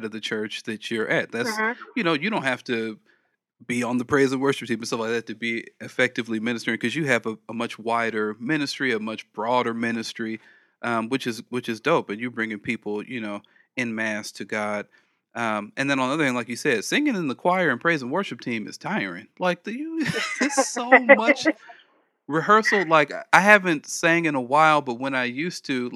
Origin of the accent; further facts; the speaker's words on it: Los Angeles, California, United States; I'm from